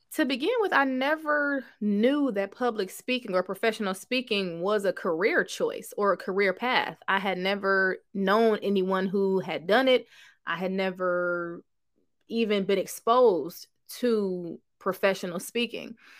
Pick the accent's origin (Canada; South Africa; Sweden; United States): United States; Cleveland, Ohio; now in Houston, United States; I'm from Cleveland, Ohio, but now I live in Houston, Texas